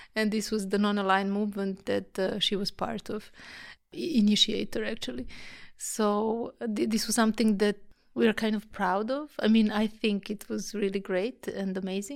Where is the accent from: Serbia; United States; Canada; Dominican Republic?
Serbia; Belgrade; moved away as an adult; now in Vienna, Austria; I'm from Serbia, from Belgrade